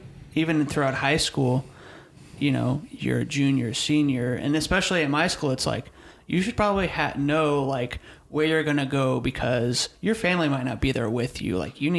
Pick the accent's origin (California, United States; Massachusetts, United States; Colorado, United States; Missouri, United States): Missouri, United States; So I'm from Missouri, and my parents were going to move back. We're going to move back to where we used to live in Missouri.